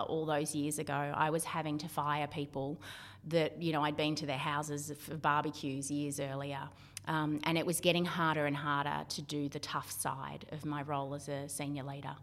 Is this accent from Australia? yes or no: yes; Victoria, Australia; also born or lived in South Australia / Mornington Peninsula; now in Central Coast, Australia; Originally, I grew up in Victoria